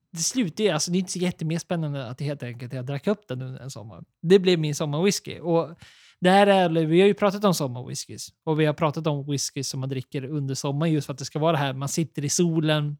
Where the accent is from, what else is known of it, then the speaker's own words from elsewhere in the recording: Sweden; vi är svenskar